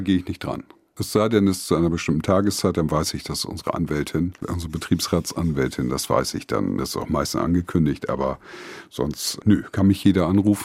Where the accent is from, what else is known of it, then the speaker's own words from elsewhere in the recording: Delmhorst, Lower Saxony, Germany; Ich komme gebürtig aus Delmhorst